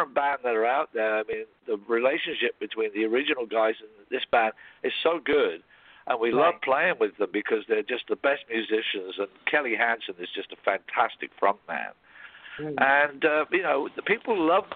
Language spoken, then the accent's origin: English; Cambridge, East of England, United Kingdom; moved away as an adult; I grew up in Cambridge in England